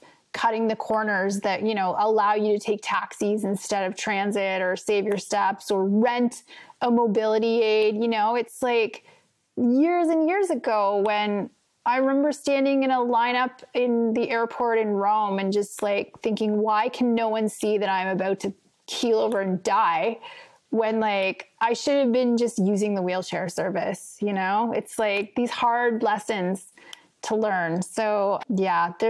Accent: Montreal, Quebec, Canada; first language French; English is a second language; also born or lived in France; I'm from Montreal. I grew up speaking French.

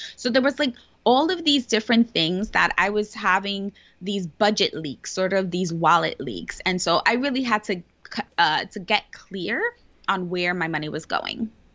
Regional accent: New York City, New York, United States; I was born and raised in the Bronx, which is one of the poorest boroughs, actually, the poorest borough in New York City

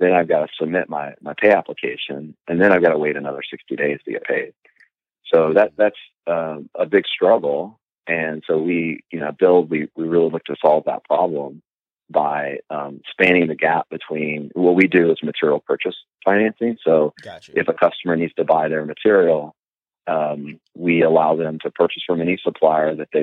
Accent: Houston, Texas, United States; I'm from Houston, Texas, and growing up, first job, actually before 16, before I could technically legally work, I jumped into construction, framing houses

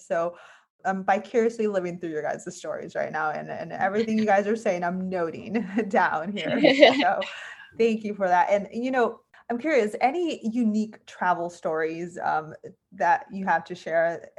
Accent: California, United States; So I'm from California and live not too far from San Diego. I mean, I was kind of in the middle.

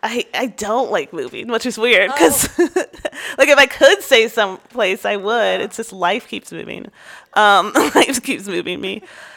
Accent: New York, United States; born there; now in Austin, United States; I was born in New York and made it in Austin.

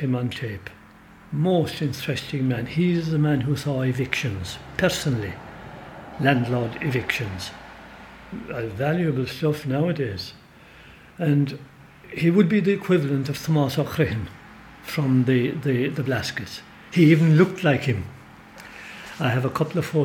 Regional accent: Brosna, Munster, Ireland; I was born in Brosna.

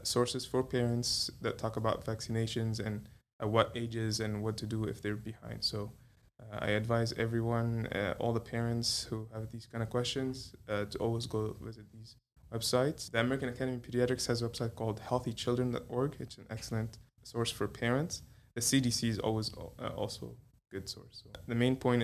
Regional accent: Cairo, Cairo Governorate, Egypt; also born or lived in Kuwait / California; now in Dyersburg, United States; I'm originally from Egypt

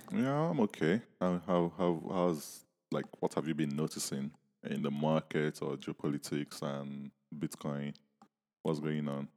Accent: Nigeria; when I was growing up in Ni-, in Nigeria

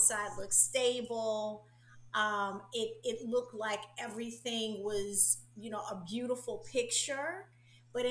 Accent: Chicago, Illinois, United States; now in Orlando, United States; I felt like I grew up also in Chicago. Like, now I live in Orlando, Florida, which is the home for my soul. But I'm originally from Chicago

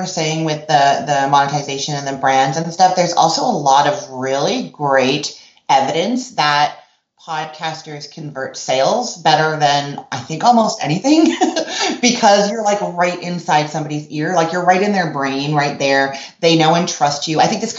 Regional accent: Canada; now in Orlando, United States; And then when I moved from Canada to Orlando, Florida, I used to listen to, like, the equivalent of NPR, I guess, CBC radio, continuously.

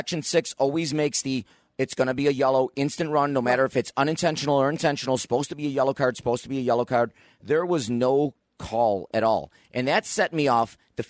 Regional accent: Niagara Falls, New York, United States; I grew up in Niagara Falls, played Niagara Falls high school soccer.

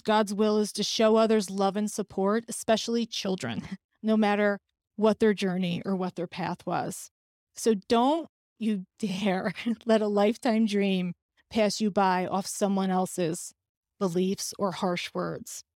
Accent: New York, United States; I'm a New Yorker who will have 9 11 etched in her heart forever

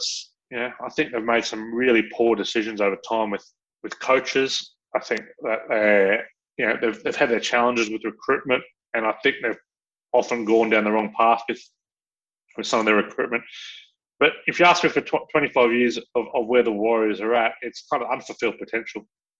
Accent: Australia; moved away as an adult; now in New Zealand; as an Australian growing up in the, you know, who was in the late 90s and the 2000s

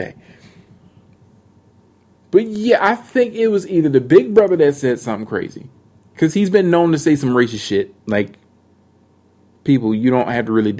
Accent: United States; Okay, I'm not from England. I'm definitely from America.

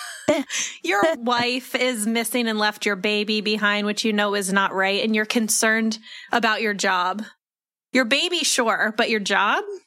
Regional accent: Bloomsburg, Pennsylvania, United States; I'm from the Bloomsburg area.

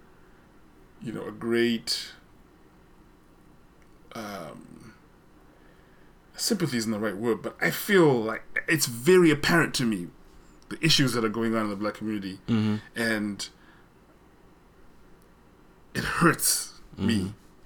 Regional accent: Zimbabwe; now in United States; I grew up in Zimbabwe where I sort of was exposed to a more formal British English

